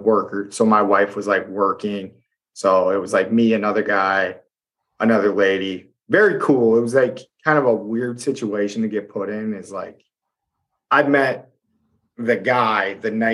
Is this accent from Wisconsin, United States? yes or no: yes; West Central Wisconsin, United States; where we are in West Central Wisconsin